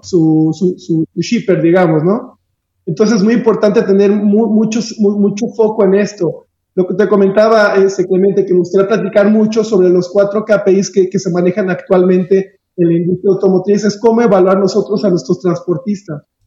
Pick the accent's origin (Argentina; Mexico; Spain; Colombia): Mexico; Aguascalientes; Yo soy oriundo de Aguascalientes